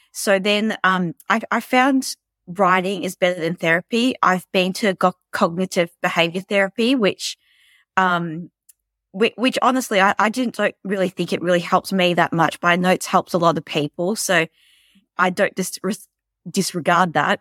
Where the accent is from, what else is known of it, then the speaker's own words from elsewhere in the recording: Melbourne, Victoria, Australia; I'm from Melbourne, Australia. Um, I've lived here my whole life.